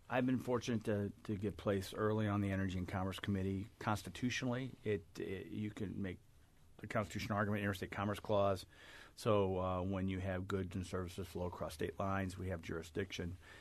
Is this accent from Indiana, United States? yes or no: no; Collinsville, Illinois, United States; I was born and raised in Collinsville